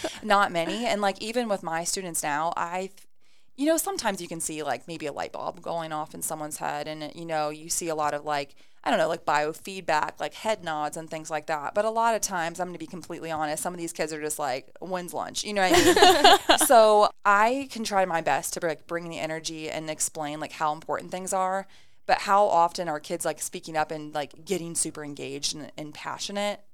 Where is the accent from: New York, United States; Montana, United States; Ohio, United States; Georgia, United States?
Ohio, United States; Ada; I moved to Ada when I was in third grade and graduated from Ada.